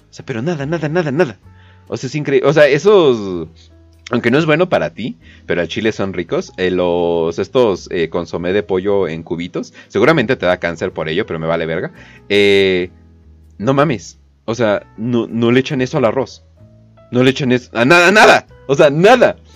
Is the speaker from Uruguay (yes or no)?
no; Canada; Eh, de Canadá.